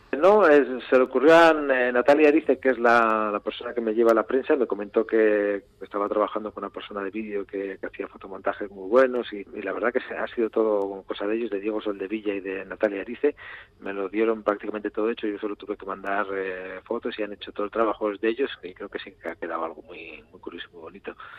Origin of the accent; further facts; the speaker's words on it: Urretxu, Basque Country, Spain; yo soy de Urrecho